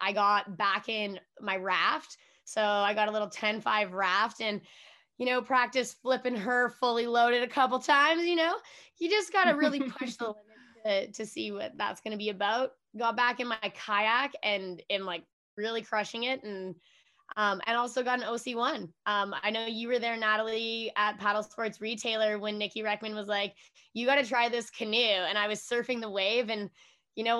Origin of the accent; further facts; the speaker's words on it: Edmonton, Alberta, Canada; I am born and raised in Edmonton, Alberta